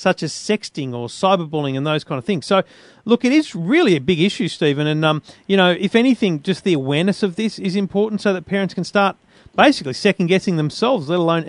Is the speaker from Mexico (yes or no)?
no; Queensland, Australia; now in New South Wales, Australia; I'm a Queenslander every day of the year, if asked.